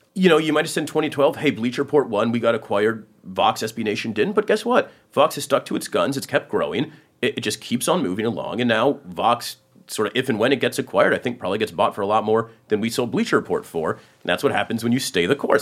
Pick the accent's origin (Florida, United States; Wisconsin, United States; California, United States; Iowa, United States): California, United States; Silicon Valley; I grew up in Silicon Valley